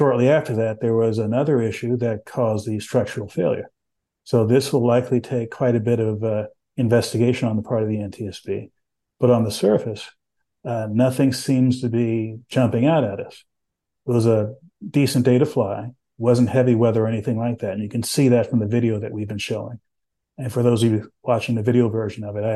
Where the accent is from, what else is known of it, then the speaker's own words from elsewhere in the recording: San Antonio, Texas, United States; When I was growing up in Texas, I grew up in San Antonio